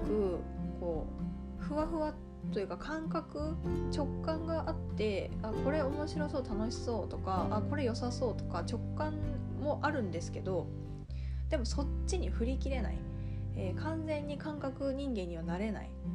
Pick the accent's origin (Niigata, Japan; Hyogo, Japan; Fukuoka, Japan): Niigata, Japan; moved away as an adult; also born or lived in Kanagawa / Tokyo; now in Osaka, Japan; 私は出身は新潟なんですけど